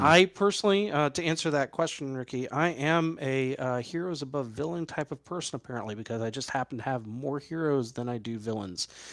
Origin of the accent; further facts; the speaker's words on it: New York City, New York, United States; moved away; I was born in New York City